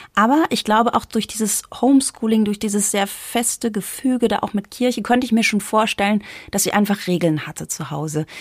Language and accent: German; East Germany, Germany; now in Bavaria, Germany; ich komme ja aus dem Osten